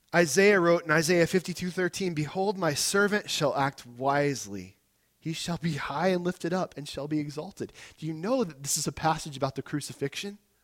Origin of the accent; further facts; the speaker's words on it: United States; I'm an American too